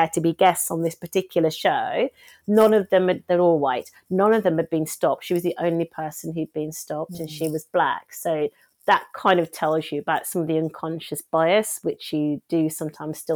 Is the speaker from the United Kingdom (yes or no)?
yes; Wednesbury, West Midlands, United Kingdom; also born or lived in West Bromwich; I'm from Wensbury.